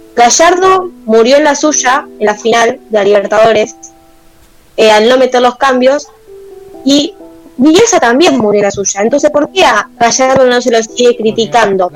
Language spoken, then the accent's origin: Spanish; Argentina; lo que somos nosotros, Argentina, como país